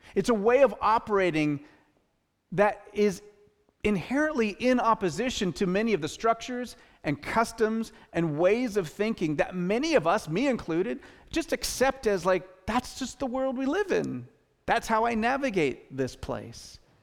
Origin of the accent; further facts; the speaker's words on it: Western Washington, United States; now in Bellingham, United States; I'm from Western Washington